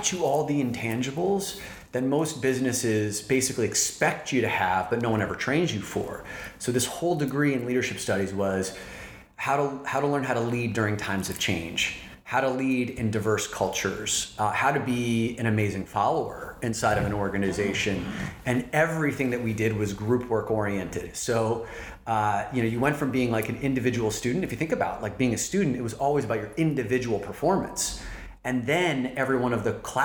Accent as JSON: {"language": "English", "region": "New Jersey", "country": "United States", "tie": "born or raised there", "moved": "as an adult", "lives_now": "New York City, United States", "said": "I grew up in New Jersey, that mystical land across the Hudson River"}